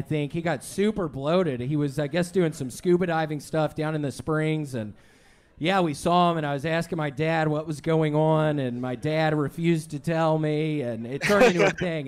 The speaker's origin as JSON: {"language": "English", "country": "United States", "said": "I am from America"}